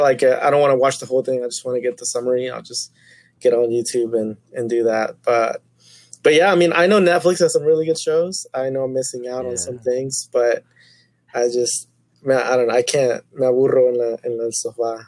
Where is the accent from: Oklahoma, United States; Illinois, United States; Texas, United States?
Oklahoma, United States; Tulsa; also born or lived in Chiapas, Mexico; I grew up in Tulsa, Oklahoma all my life